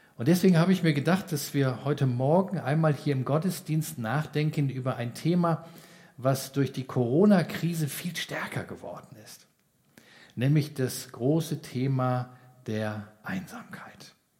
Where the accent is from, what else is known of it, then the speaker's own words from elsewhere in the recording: Giessen, Hesse, Germany; bei uns in Gießen, wo ich herkomme